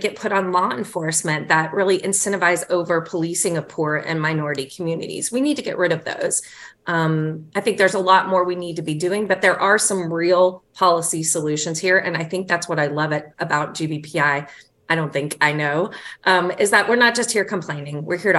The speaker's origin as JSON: {"language": "English", "region": "the South", "country": "United States", "said": "Well, Rose, I'm a Southerner. You know, things take time."}